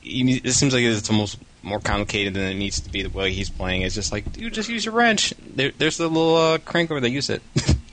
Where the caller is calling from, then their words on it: Detroit, Michigan, United States; This is … from Detroit.